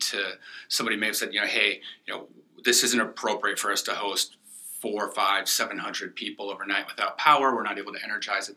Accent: Minnesota, United States; moved away; also born or lived in Florida; I grew up in Minnesota

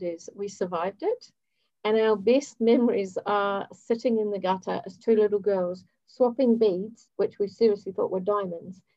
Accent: Hemel Hempstead, East of England, United Kingdom; moved away as an adult; also born or lived in Ealing / Bournemouth; now in New Zealand; I was born in Ealing, grew up in Hemel Hempstead, which is just outside of London.

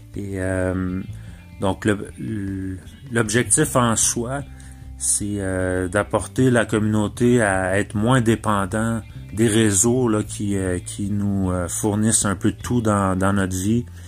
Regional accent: Mauricie, Quebec, Canada; j'habite en Mauricie. je suis natif de la Mauricie

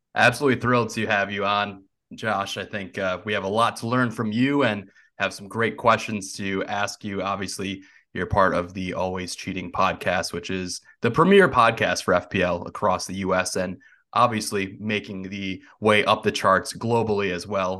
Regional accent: Wisconsin, United States; I grew up in Wisconsin

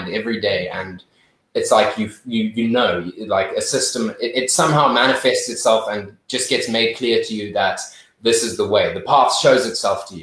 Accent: Zimbabwe; growing up in Zim

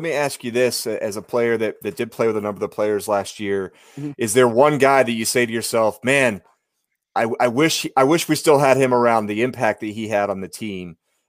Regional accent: Orange County, California, United States; moved away; I grew up in Orange County.

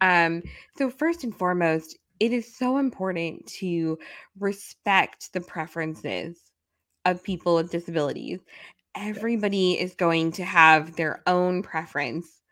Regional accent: New York City, New York, United States; I'm a New Yorker

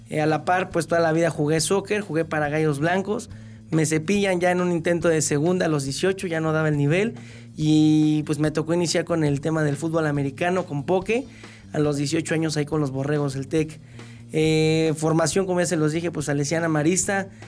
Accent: Querétaro, Mexico; originario de Hércules, aquí en Querétaro, Querétaro.

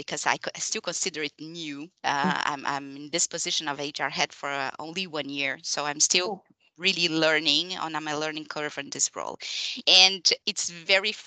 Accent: Brazil; English is a second language; moved away as an adult; now in Montreal, Canada; after an immigration process, so I'm from Brazil, and I arrived in Canada

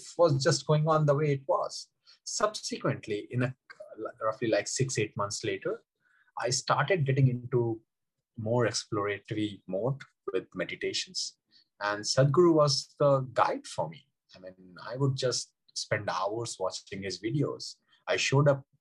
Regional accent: India; I grew up in India, in small towns of India where there is no swimming culture

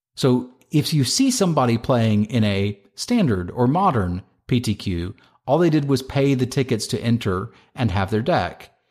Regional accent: Northern Virginia, United States; I played at them in my hometown. Here in Northern Virginia, I played at G P D C

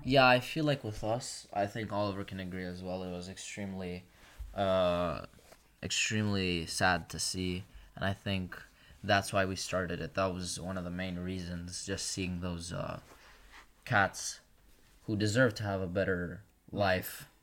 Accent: Kosovo; now in Brindisi, Italy; I'm from Kosovo

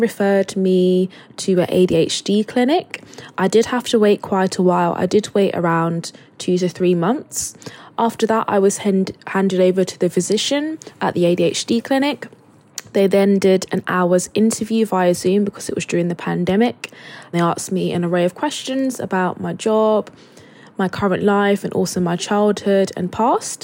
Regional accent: Luton, East of England, United Kingdom; now in Manchester, United Kingdom; I live in Manchester, but I grew up in Luton in Bedfordshire

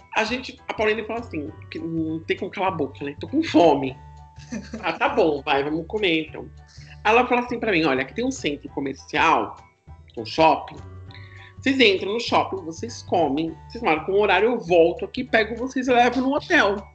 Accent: Brazil; a gente é do Brasil

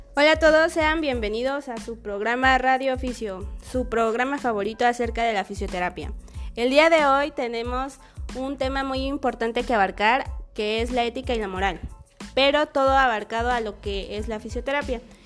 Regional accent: Mexico; es nuestro deber como mexicanos y como fisioterapeutas promover la salud

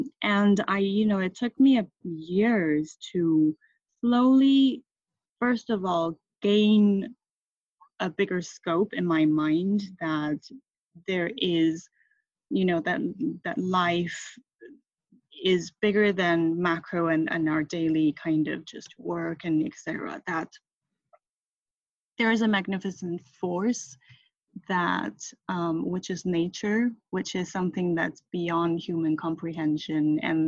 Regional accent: Thailand; moved away; also born or lived in Taiwan / United Kingdom; I'm Taiwanese and my parents are Taiwanese. I was born in Taiwan, and I left Taiwan when I was six because of my father's business, and I grew up in Thailand where I went to American school.

